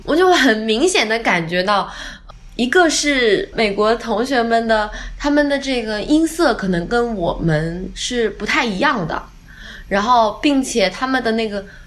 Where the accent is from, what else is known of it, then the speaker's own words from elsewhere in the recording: Wenzhou, Zhejiang, China; first language Wenzhou dialect; 金老师跟我都是温州人